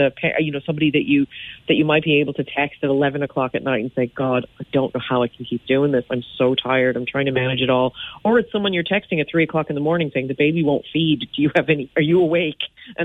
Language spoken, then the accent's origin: English; United States; now in Ireland; as you can tell from my accent, I'm American, so I have some of my American mamas are in there too, but it is largely an Irish group.